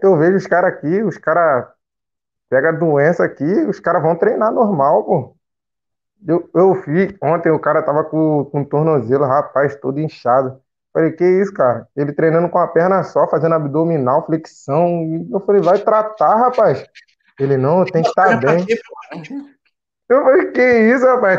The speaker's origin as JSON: {"language": "Portuguese", "region": "Rio de Janeiro", "country": "Brazil", "moved": "as an adult", "said": "eu sou de Bangu, conjunto da Marinha, cancela preta"}